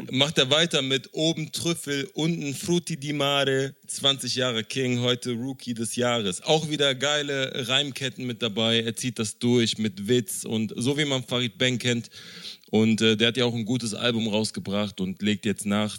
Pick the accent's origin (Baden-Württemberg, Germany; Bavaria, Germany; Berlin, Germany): Berlin, Germany; als ein Berliner Junge, der mit Hip-Hop aufgewachsen ist